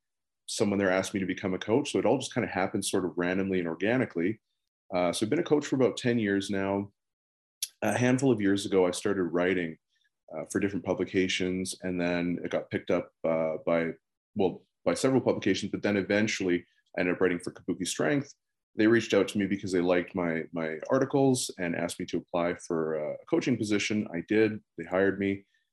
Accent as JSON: {"language": "English", "country": "Netherlands", "tie": "born there", "said": "I was born in the Netherlands, but long story, that's actually not even my real name."}